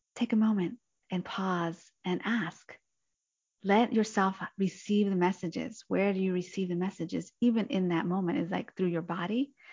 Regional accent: New Jersey, United States; moved away as an adult; now in San Francisco Bay Area, United States; I'm originally from New Jersey to California, the San Francisco Bay Area in 2010

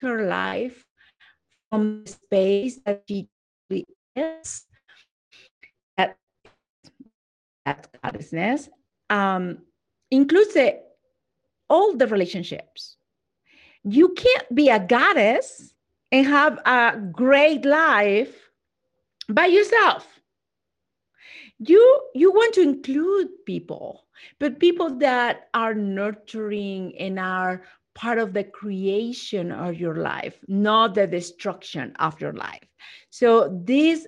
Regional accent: Mexico; I'm not just Latina, I'm from Mexico.

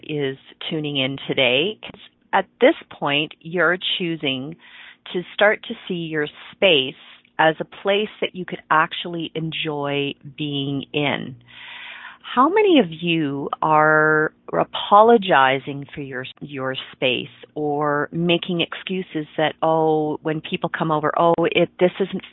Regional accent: Ontario, Canada; I grew up in Ontario, and cottage country in Ontario up in the Muskokas

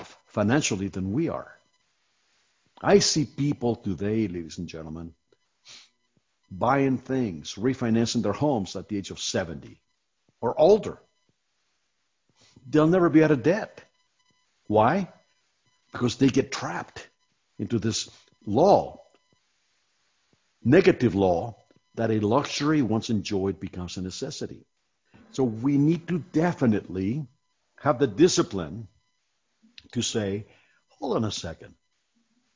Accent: Iowa, United States; moved away; I was raised in Iowa

